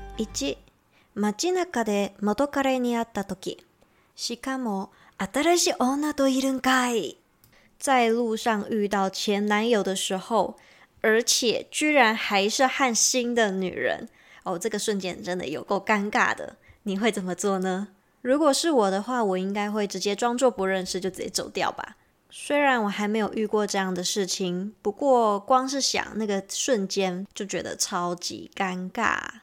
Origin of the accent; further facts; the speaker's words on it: Taiwan; 光我们台语其实就分北中南三个地方的那个台语都不太一样了